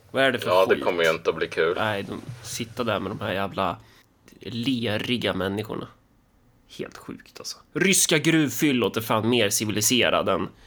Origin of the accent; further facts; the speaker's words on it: Sweden; Ja, Alltså det smutsigaste man, man som svensk kan, kan komma på är väl egentligen sån här typisk eh, sån här dansk